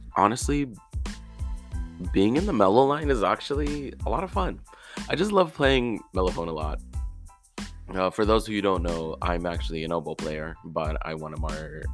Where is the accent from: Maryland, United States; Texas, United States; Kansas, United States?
Texas, United States; Houston; moved away as an adult; now in Denton, United States; I was in my hometown of Houston